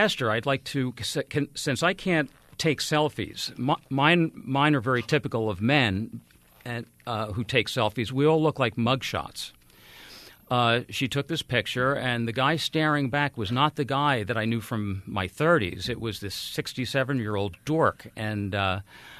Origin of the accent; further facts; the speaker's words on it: New Jersey, United States; I'm from New Jersey